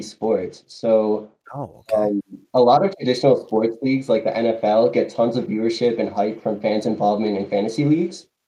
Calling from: Westchester, New York, United States; I'm calling from Westchester, New York

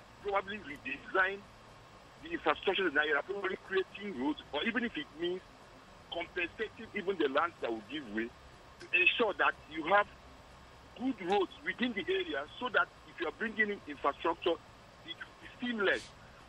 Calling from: Plateau, Nigeria; Yeah, it's …. I'm calling you from Shaka.

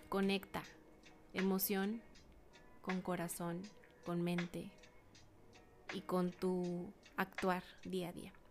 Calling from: Ciudad Juárez, Chihuahua, Mexico; mando un abrazo muy fuerte desde acá, la frontera norte del estado de Chihuahua, Ciudad Juárez.

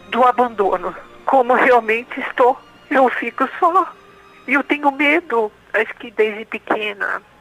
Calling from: São Paulo, Brazil; Eu falo aqui de São Paulo, capital. Escuto pela Rádio 9 de Julho

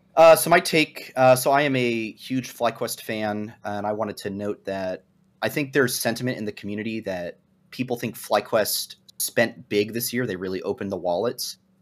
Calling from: Arlington, Virginia, United States; Calling from Arlington, Virginia, also in the Washington, D C area

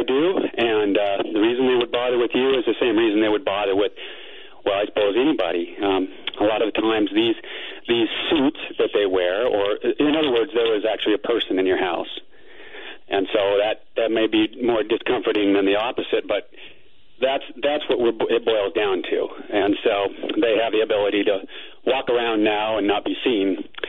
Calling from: Phoenix, Arizona, United States; from Phoenix, and I'm hoping to demystify this experience for you a little bit

